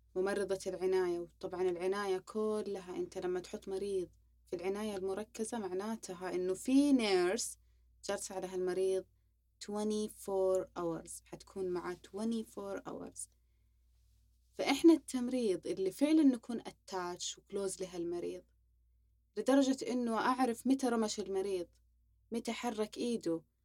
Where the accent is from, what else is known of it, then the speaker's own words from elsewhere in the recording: Saudi Arabia; سعودي صافي تربينا في السعودية درسنا في السعودية جميع مراحلنا في السعودية